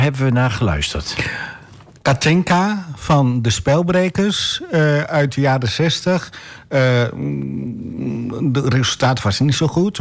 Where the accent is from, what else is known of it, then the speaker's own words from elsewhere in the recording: Enter, Overijssel, Netherlands; moved away as an adult; now in Almelo, Netherlands; ik ben opgegroeid in Enter. Daar heb ik, mij, daar heb ik gewoond tot mijn 25ste.